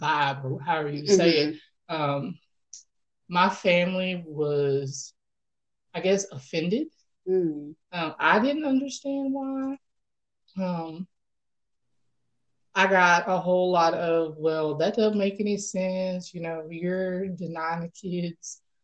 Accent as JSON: {"language": "English", "town": "Shreveport", "region": "Louisiana", "country": "United States", "tie": "born or raised there", "said": "I'm from Shreveport, Louisiana, born and raised"}